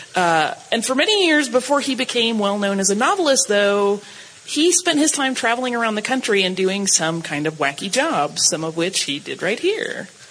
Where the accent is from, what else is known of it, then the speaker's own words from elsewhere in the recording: Atlanta, Georgia, United States; I'm from Atlanta